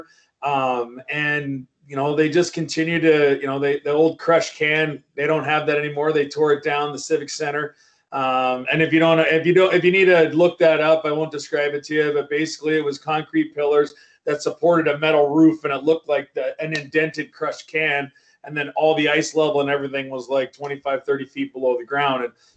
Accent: Moose Jaw, Saskatchewan, Canada; growing up in Moose Jaw, Saskatchewan, you know, it's my hometown. It's where I'm from.

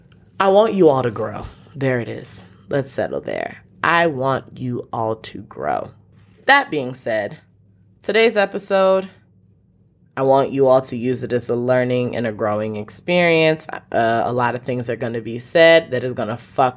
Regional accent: Nigeria; I am from Nigeria

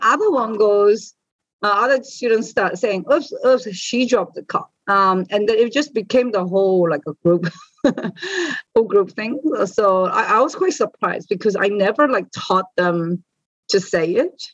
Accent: New Zealand; I've been growing up in New Zealand

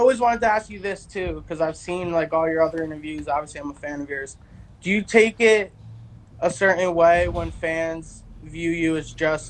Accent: New Jersey, United States; I'm from Jersey, too. Like, I've been in Philly.

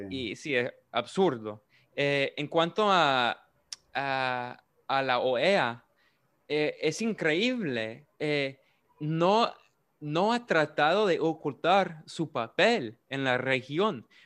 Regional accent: United States; como norteamericano

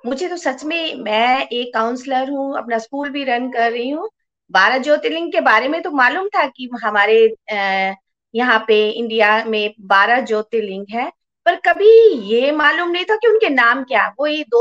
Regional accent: Chamba, Himachal Pradesh, India; born there; मैं चंबा में पैदा हुई और मैं भी शिव जी को बहुत मानती हूँ

